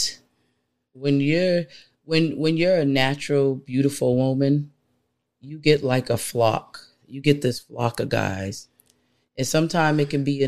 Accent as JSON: {"language": "English", "country": "United States", "tie": "born or raised there", "said": "I am an American born woman"}